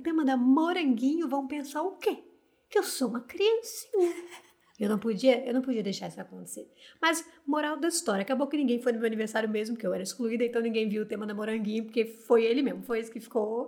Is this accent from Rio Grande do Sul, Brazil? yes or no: no; Rio de Janeiro, Brazil